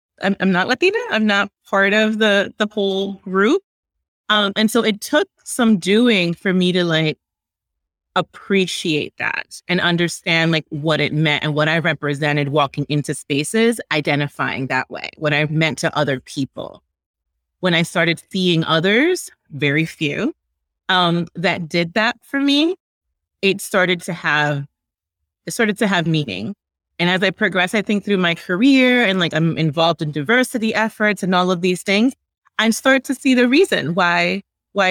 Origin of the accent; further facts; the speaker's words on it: New York City, New York, United States; also born or lived in Dominican Republic; I grew up in New York in Washington Heights, which is, you know, little DR